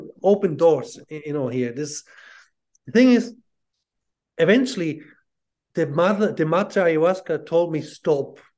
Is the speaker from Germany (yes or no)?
yes; Southern Germany, Germany; also born or lived in Ireland; now in Switzerland; I was born and raised Catholic in southern Germany